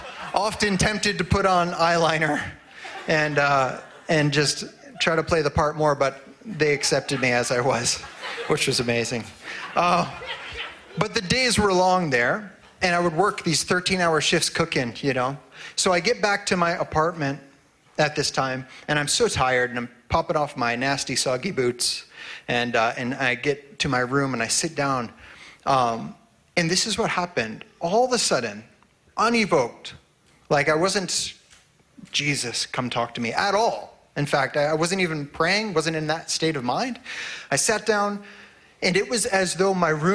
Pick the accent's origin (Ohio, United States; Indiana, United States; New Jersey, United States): Ohio, United States; moved away as an adult; now in Grande Prairie, Canada; I was in Ohio